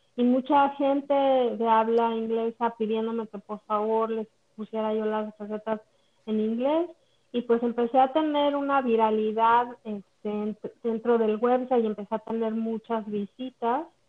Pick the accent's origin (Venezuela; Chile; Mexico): Mexico; moved away as an adult; now in Orlando, United States; soy originalmente de México, toda mi vida la, la viví en México